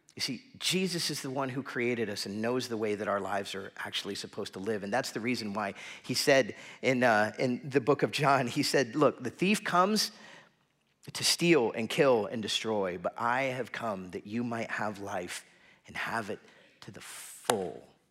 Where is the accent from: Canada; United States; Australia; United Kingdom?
United States; South Florida; growing up in South Florida